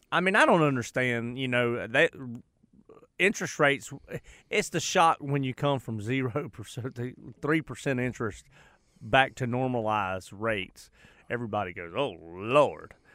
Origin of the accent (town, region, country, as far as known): United States; accent: country